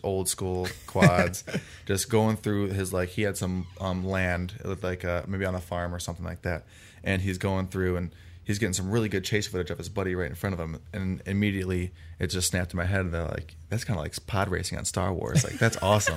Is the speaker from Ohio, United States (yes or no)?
yes; Parma, Ohio, United States; I come from Cleveland, Ohio, um, es-, more specifically Parma, and, um, I went to Holy Name High School